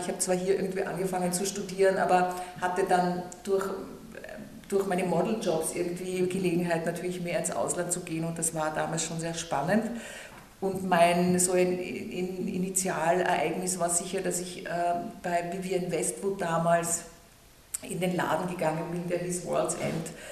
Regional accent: Vienna, Austria; moved away as an adult; ich bin total in Wien aufgewachsen

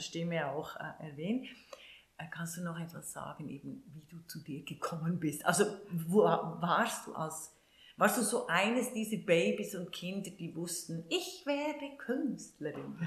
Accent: Switzerland; wenn du in den 60er Jahren groß geworden bist, in der Schweiz, in diesem unendlich reichen Land, aber äh, sehr arm aufgewachsen

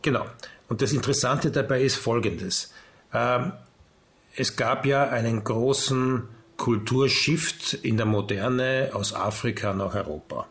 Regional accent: Austria; wir sind Österreicher.

